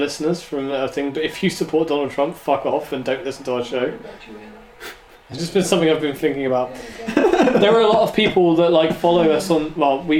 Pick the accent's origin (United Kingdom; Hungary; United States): United Kingdom; Devon, South West England; I'm from Devon